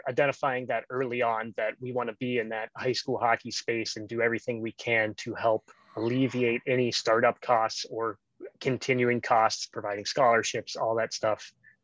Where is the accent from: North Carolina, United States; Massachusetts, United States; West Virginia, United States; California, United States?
West Virginia, United States; Wheeling; now in Columbus, United States; where I grew up down in the Wheeling